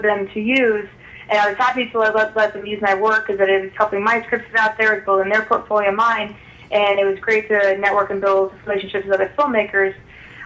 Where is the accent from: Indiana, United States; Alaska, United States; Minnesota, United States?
Alaska, United States; North Pole; moved away as an adult; now in Chicago, United States; I was born and raised in Alaska, and I now reside in Chicago, Illinois